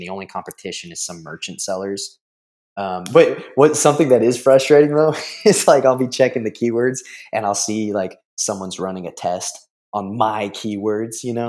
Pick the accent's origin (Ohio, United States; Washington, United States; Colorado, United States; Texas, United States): Texas, United States; San Antonio; I'm from San Antonio, Texas